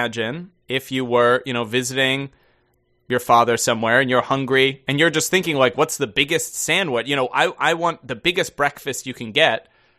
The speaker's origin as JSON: {"language": "English", "country": "Denmark", "tie": "born or raised there", "said": "while I'm born and raised in Denmark, my father lived in the Netherlands in my teens, so I visit him quite frequently there."}